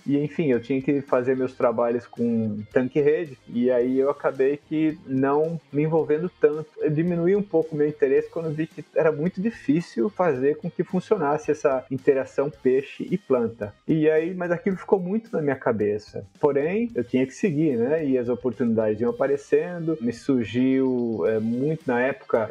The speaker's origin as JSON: {"language": "Portuguese", "town": "Piracicaba", "region": "São Paulo", "country": "Brazil", "tie": "born or raised there", "said": "Piracicaba, onde eu sou nativo, né? Eu nasci em Piracicaba"}